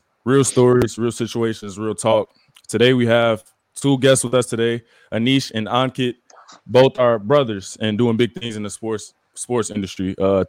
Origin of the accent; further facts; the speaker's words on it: Chicago, Illinois, United States; we're from Chicago too